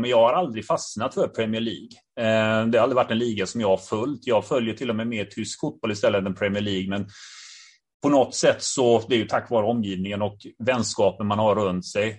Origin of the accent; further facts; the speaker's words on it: Gothenburg, Västra Götaland, Sweden; jag själv är från Biskopsgården